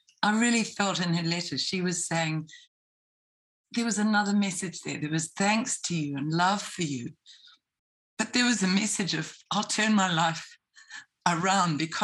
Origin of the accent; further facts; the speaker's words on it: New Zealand; as a Kiwi, and I'm not a nurse